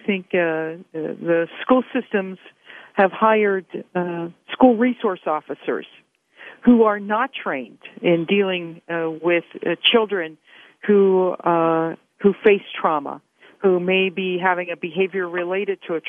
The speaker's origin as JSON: {"language": "English", "town": "Pittsburgh", "region": "Pennsylvania", "country": "United States", "also_born_or_lived": "Arizona", "moved": "as an adult", "said": "I'm originally from Pittsburgh and wanted to come back to Pennsylvania"}